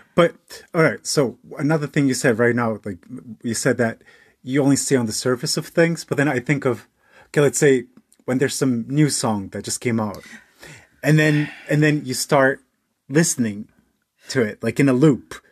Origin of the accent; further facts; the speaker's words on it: United States; moved away as an adult; also born or lived in Portugal; now in Germany; I grew up in the United States